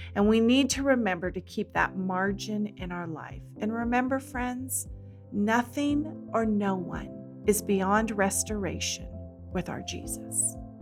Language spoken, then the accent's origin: English; California, United States; moved away as an adult; also born or lived in Washington State; I grew up in California by the beach